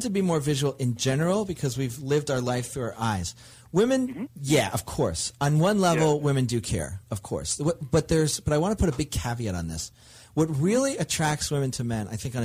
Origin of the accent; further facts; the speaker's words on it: New York, United States; growing up in New York